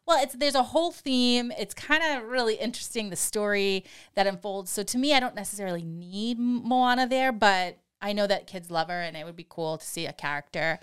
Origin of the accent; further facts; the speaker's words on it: Boston, Massachusetts, United States; accent: Boston; my Boston accent